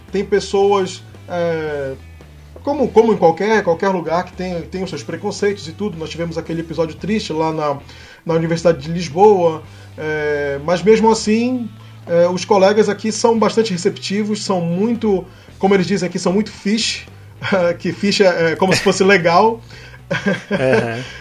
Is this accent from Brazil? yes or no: yes; Amazon, Brazil; fizeram assim bastante perguntas, né, sobre a, sobre a, de onde eu vim, né, da Amazônia e tudo.